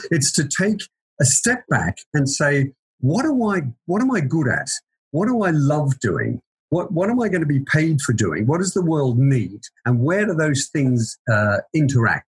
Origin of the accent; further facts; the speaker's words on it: Queensland, Australia; moved away as an adult; also born or lived in Melbourne, Victoria, Australia; now in United Kingdom; I'm Australian, so I was born in in Melbourne. I've been here for about 21 years. Uh, I went to school in Queensland